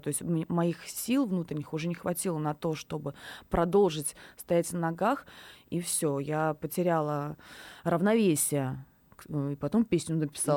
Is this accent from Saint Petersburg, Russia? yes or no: yes; Saint Petersburg, Russia; первое мое выступление на большой площадке в Санкт-Петербурге, в родном городе